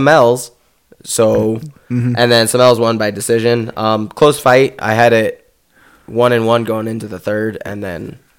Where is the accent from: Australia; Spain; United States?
United States; first language English; also born or lived in Mexico (ancestry); as an American